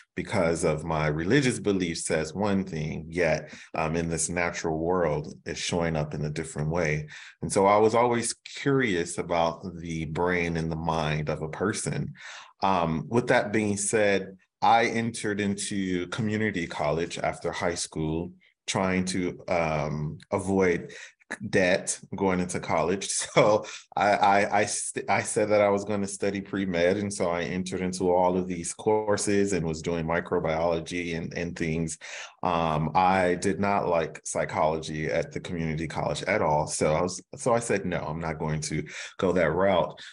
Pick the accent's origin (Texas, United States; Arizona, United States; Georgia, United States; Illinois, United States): Illinois, United States; Chicago; growing up in Chicago